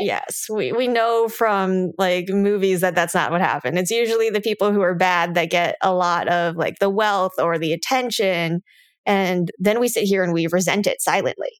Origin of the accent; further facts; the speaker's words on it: United States; me growing up in the United States